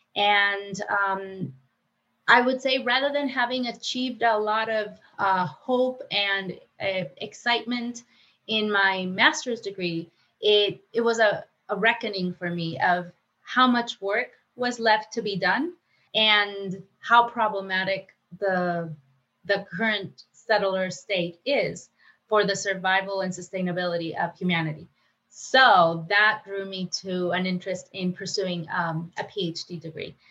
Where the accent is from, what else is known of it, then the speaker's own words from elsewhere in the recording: Mexico; moved away as an adult; now in United States; I was born in Mexico